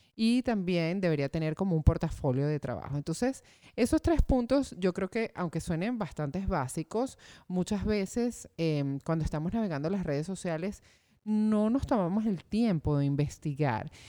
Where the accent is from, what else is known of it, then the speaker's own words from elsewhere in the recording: Venezuela; moved away; yo que vengo de Venezuela